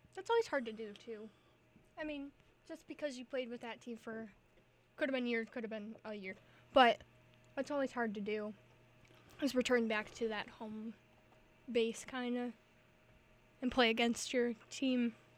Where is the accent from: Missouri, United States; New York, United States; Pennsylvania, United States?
New York, United States; I'm from New York